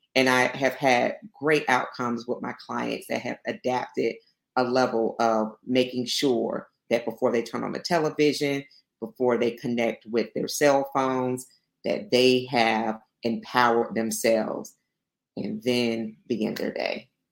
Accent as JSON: {"language": "English", "town": "Albany", "region": "Georgia", "country": "United States", "said": "I'm from Albany, Georgia. So I'm Southwest Georgia."}